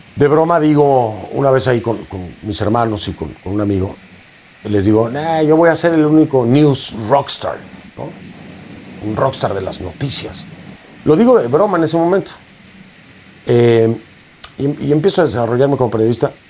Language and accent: Spanish; Mexico; un movimiento indígena en mi país